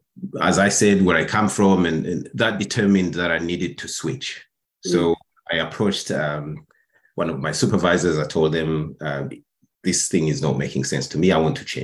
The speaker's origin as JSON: {"language": "English", "country": "Burundi", "tie": "born or raised there", "also_born_or_lived": "Netherlands", "moved": "as an adult", "said": "I'm originally from Burundi."}